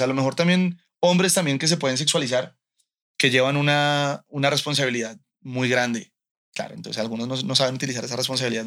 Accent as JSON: {"language": "Spanish", "country": "Colombia", "also_born_or_lived": "United States", "moved": "as an adult", "lives_now": "Mexico", "said": "hace poco me mudé a, México desde Colombia"}